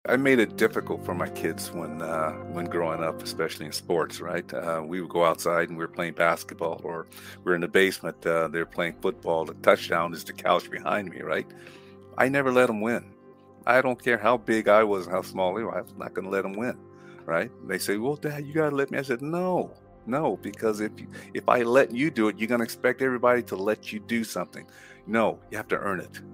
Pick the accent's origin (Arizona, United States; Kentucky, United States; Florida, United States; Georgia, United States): Arizona, United States; Flagstaff; moved away as an adult; also born or lived in Winnipeg, Manitoba; Born an American citizen, born in Flagstaff, Arizona, right, uh, born and raised and went all my schooling there